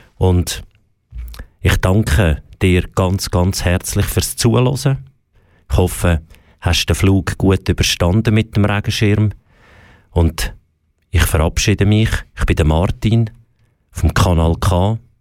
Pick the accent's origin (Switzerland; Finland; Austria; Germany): Switzerland; bei uns in der Schweiz